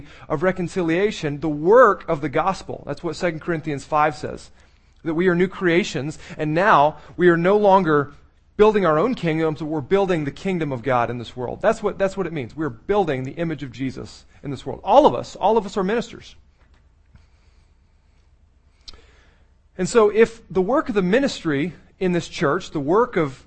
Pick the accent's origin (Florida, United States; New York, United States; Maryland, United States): Maryland, United States; I was born in Maryland